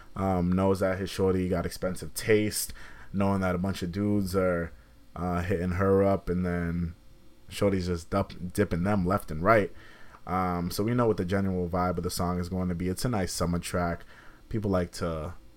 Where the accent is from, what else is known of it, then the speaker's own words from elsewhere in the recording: Boston, Massachusetts, United States; I'm from Boston